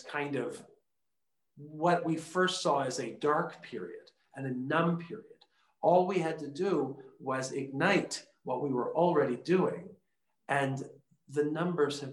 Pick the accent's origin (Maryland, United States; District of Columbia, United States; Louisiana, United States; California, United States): District of Columbia, United States; Washington; moved away as an adult; now in El Paso, United States; I grew up in Washington, D.C.